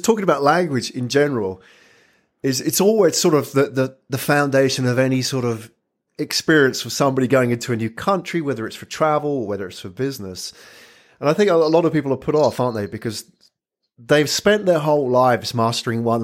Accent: United Kingdom; I'm British

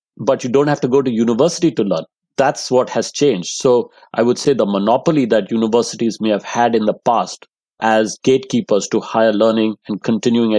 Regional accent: India; moved away as an adult; also born or lived in Delhi, India / Los Angeles, United States / Netherlands / London, United Kingdom; now in Cambridge, United Kingdom; I grew up in India. I lived in many parts of the country.

